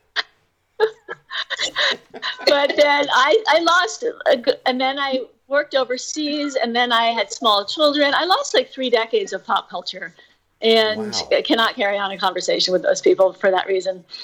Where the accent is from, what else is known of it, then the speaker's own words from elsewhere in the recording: New York, United States; I grew up in New York too.